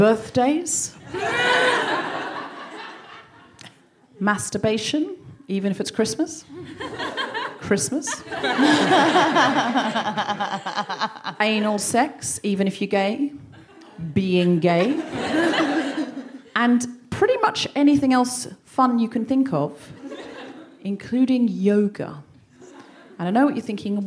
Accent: Australia; now in London, United Kingdom; I'm from Australia, my whole childhood was basically praying in the bush

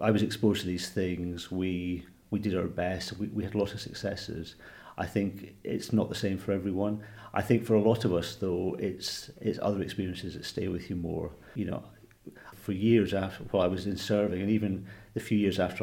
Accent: Scotland, United Kingdom; moved away as an adult; also born or lived in Manchester / Blackpool; I grew up in Scotland

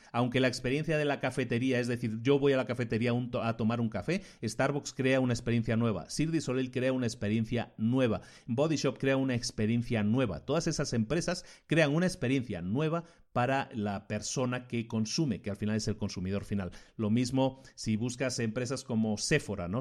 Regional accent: Spain; vengo de España

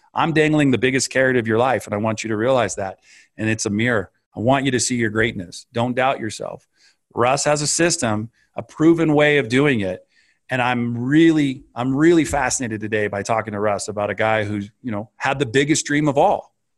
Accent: California, United States; I grew up in Northern California and Southern California

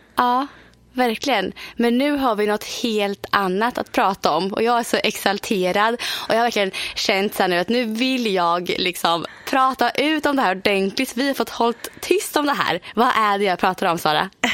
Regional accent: Motala, Östergötland, Sweden; moved away; hemma i Motala med svärfar, svärmor, mina föräldrar

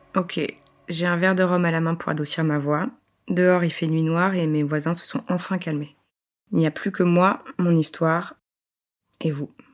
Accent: École-Valentin, Bourgogne-Franche-Comté, France; J'ai grandi à École Valentin, à un tout petit village près de Besançon en Franche-Comté

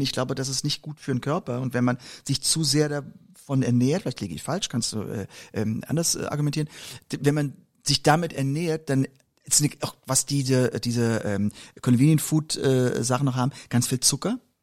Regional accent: Mörz, Rhineland-Palatinate, Germany; born or raised there; moved away

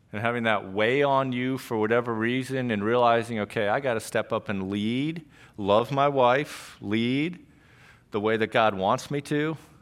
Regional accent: Trumbull, Connecticut, United States; I grew up in Trumbull. I grew up, um, up in the Tashua area off of Stonehouse Lane

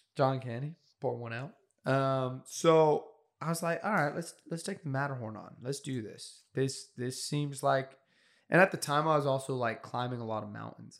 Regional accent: California, United States; I'm from California, but culturally probably closer

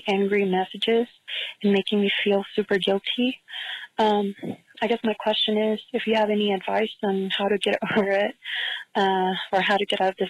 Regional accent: San Diego, California, United States; I'm from San Diego.

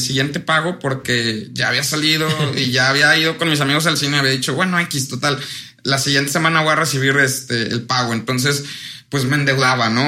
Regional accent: Orizaba, Veracruz, Mexico; Soy de Orizaba

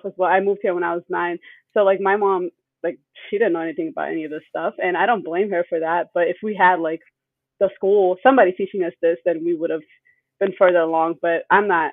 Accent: United States; also born or lived in Germany / Ethiopia (parents); I moved to the U.S. when I was about 9

